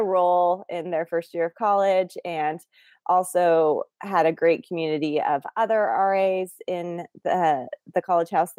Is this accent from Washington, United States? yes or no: yes; Bremerton, Washington, United States; now in Seattle, United States; I was born in Bremerton, Washington, which is also where I grew up